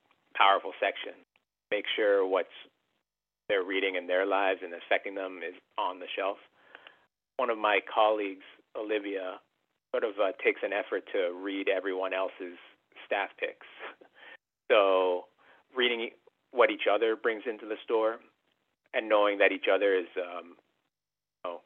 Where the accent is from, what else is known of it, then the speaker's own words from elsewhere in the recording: Canada; being like Filipino-Canadian